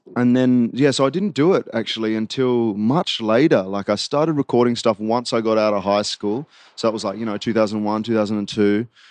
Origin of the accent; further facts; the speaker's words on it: Queanbeyan, New South Wales, Australia; also born or lived in Canberra; I was born in Barral Hospital, um, and then moved to Queanbeyan when I was three years old